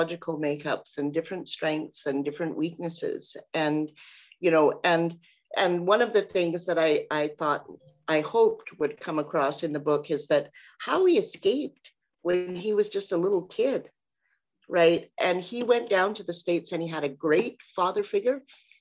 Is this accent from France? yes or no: no; Canada; we as Canadians